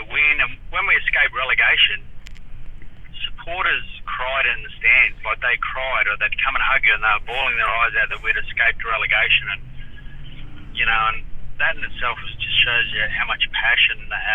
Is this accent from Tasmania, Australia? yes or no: no; Charleville, Queensland, Australia; born or raised there; also born or lived in Cunnamulla, Queensland / Gold Coast, Queensland